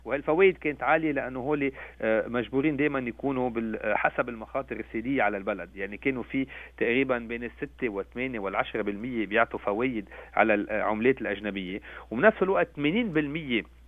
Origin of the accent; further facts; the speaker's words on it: Lebanon; نحن كلبنانيين في العالم